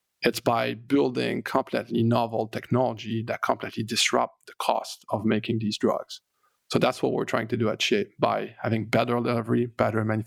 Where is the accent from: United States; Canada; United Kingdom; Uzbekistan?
Canada; I'm French Canadian